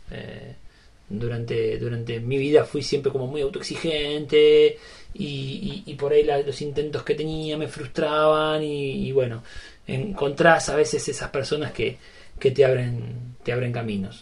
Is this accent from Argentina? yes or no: yes; Berazategui, Buenos Aires Province, Argentina; soy de Verazatei, eh, capital nacional del vidrio.